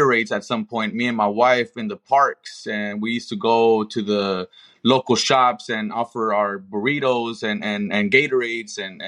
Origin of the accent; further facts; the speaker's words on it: Compton, California, United States; now in Las Vegas, United States; I am born and raised in Compton